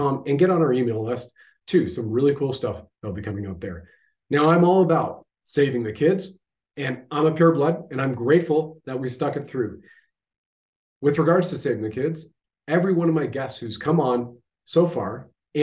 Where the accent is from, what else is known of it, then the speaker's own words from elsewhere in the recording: Canada; I have served my country at the federal level as a Canadian infantry soldier.